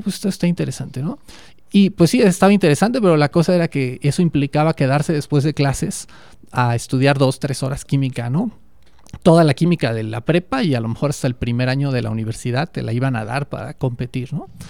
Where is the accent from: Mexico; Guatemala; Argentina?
Mexico; also born or lived in Davis, California, United States; yo quería volver a México